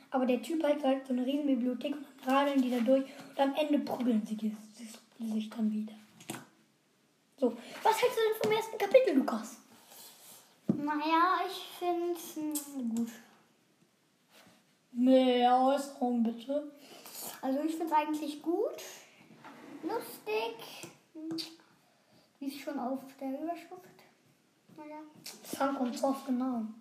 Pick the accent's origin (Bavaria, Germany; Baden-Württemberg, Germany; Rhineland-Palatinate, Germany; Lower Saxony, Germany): Baden-Württemberg, Germany; Heidelberg; Und wir kommen übrigens aus Heidelberg. Zwar ein bisschen klein, aber geht.